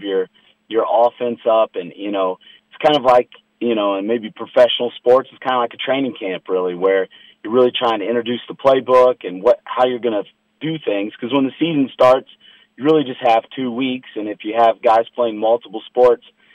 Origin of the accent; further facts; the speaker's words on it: Anderson, Indiana, United States; I grew up around the Anderson area